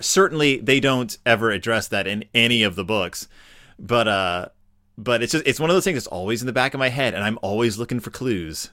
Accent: Klein, Texas, United States; I grew up in like around Klein, Texas

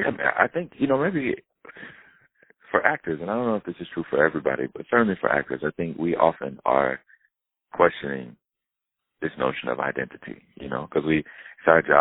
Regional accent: the South, United States; where I grew up in the South

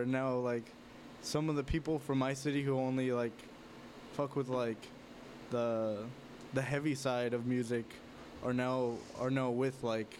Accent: Los Angeles, California, United States; East L.A., in my hometown

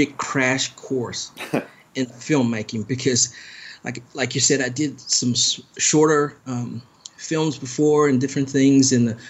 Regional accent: Germany; born there; I particularly studied Germany because I was born in Germany. My father was in the military

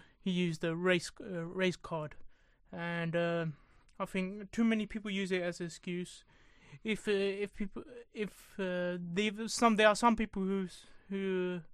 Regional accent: England, United Kingdom; I've got Indian family, but I'm born and bred in England

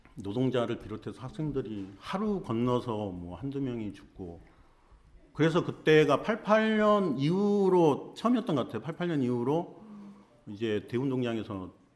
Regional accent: Goheung, South Jeolla, South Korea; moved away as an adult; 고향은 전라남도 고흥이에요

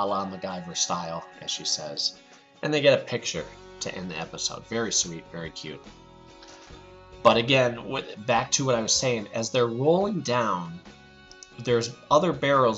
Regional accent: Pennsylvania, United States; I'm from Pennsylvania, and I'll sometimes say supper, too.

